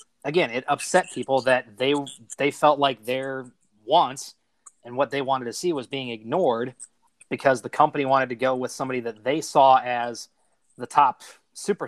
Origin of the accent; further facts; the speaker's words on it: United States; as an American